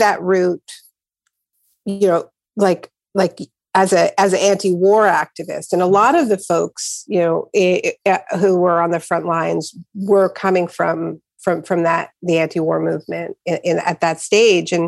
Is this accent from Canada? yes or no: yes; Canada; I was born in Canada.